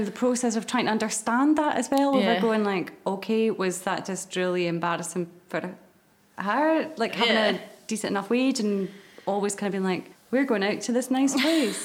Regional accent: Moray, Scotland, United Kingdom; I'm from Murray, so there wasn't like a theatre there

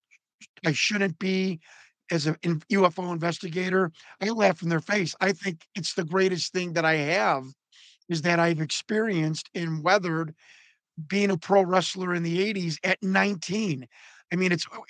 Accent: Chicago, Illinois, United States; I'm from Chicago. We grew up like four blocks away from each other in like the Italian, Northwest Italian side of Chicago

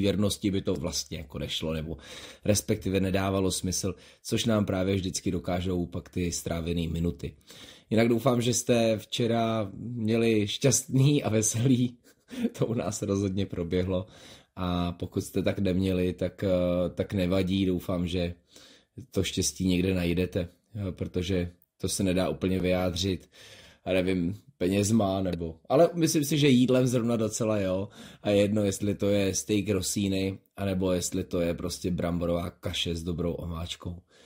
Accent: Louny District, Ústí nad Labem Region, Czechia; moje rodiště Lounsko

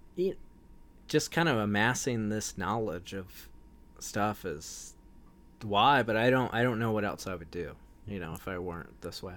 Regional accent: Wilmington, North Carolina, United States; I grew up in Wilmington, North Carolina, which was, like, beach town

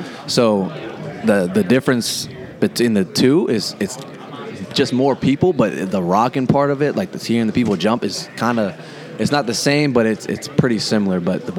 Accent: suburb outside Pittsburgh, Pennsylvania, United States; moved away as an adult; now in Blacksburg, United States; It's actually kind of like my hometown. I'm from like a little suburb outside the city of Pittsburgh.

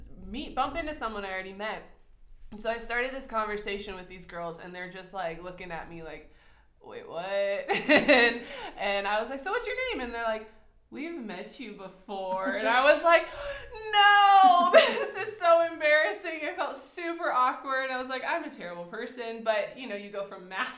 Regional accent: United States; moved away as an adult; also born or lived in Mozambique; now in Botswana; as an American

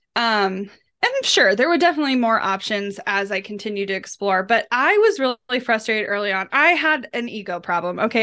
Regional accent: Kansas City, Missouri, United States; I grew up in Kansas City, um, while I lived on the outskirts of the metro, I technically lived in a rural community

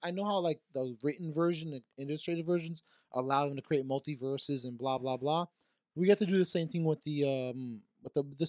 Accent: Florida, United States; I'm from Florida, so tits mean something else.

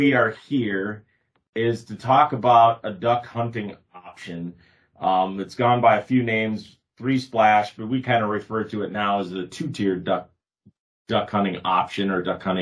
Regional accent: Northeast South Dakota, United States; moved away; I grew up in Northeast South Dakota where you could turn around and there's a slough every, you know, 150 yards in some places.

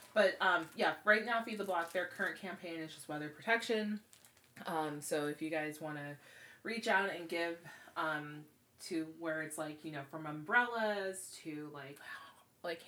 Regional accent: Seaside, California, United States; Seaside has a lot of history with a lot of things. And I grew up there

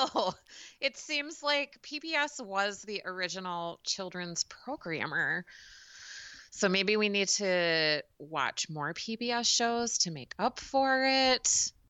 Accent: United States; as a American consumer

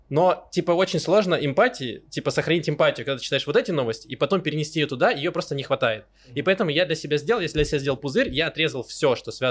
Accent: Donetsk, Donetsk Oblast, Ukraine; also born or lived in Kyiv; now in Israel; я, когда уезжал из Донецка в 2014 году, я, типа, успел уехать в Киев

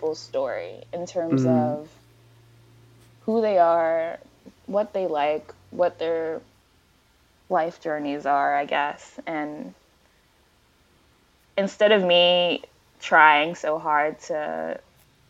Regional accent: United States; I'm Nigerian American. I was born in the States.

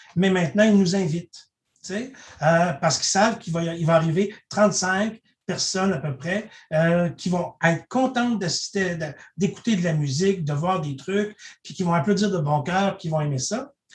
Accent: Saint-Alexandre-de-Kamouraska, Quebec, Canada; moved away; je viens de la région de Kamouraska où les gens ont, euh, à Saint-Alexandre de Kamouraska, où les gens ont des habitudes d'entraide

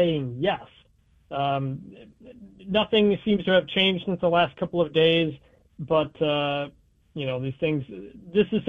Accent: Detroit, Michigan, United States; moved away; I'm from Detroit

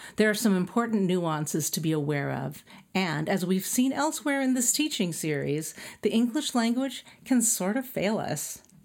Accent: El Centro, California, United States; moved away; my hometown, El Centro, is a desert town

